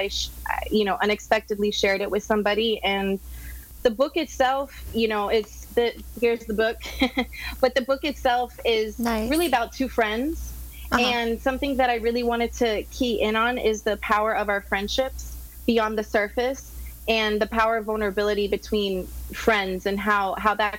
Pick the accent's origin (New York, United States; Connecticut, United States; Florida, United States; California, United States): Florida, United States; Miami; also born or lived in Los Angeles; I'm from Miami and born and raised here